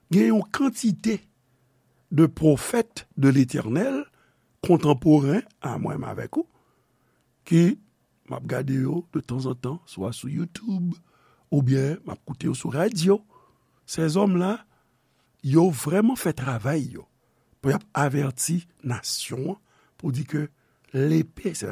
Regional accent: Haiti; peyi de nesans mwen, peyi nou, Haiti.

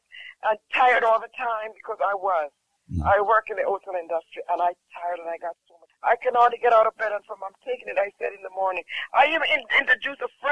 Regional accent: Jamaica

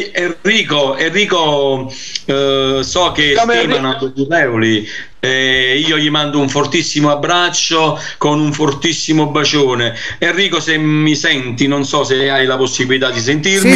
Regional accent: Naples, Campania, Italy; io sono napoletano

